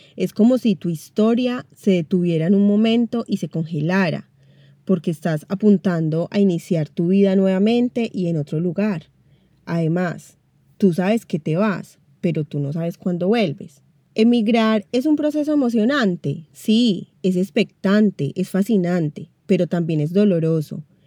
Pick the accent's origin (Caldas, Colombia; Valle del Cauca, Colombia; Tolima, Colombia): Caldas, Colombia; Manizales; moved away as an adult; now in Buenos Aires, Argentina; Yo soy colombiana, específicamente de la ciudad de Manizales, la tierrita del café, pero vivo en Buenos Aires, Argentina, hace casi 10 años.